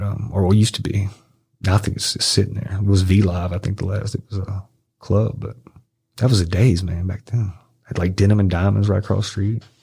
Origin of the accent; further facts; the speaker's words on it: Arkansas, United States; moved away; also born or lived in Memphis, Tennessee; I just moved to Memphis. I'm from from Arkansas, a little small